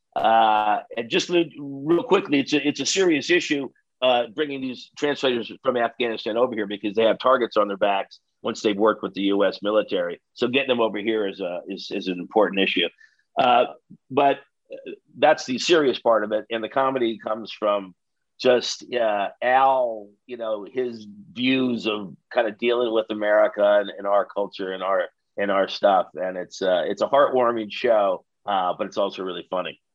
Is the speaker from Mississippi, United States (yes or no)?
no; South Bend, Indiana, United States; born or raised there; moved away